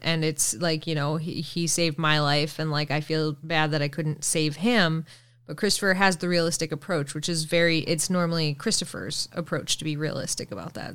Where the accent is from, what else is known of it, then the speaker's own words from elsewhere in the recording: Canada; I'm from Canada